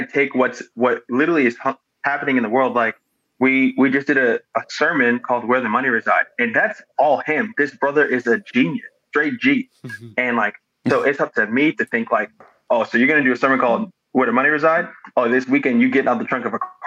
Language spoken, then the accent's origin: English; New York City, New York, United States; also born or lived in Las Vegas, Nevada; now in Tulsa, United States; I was born in New York and then I moved to Las Vegas. I lived in Las Vegas for like a decade.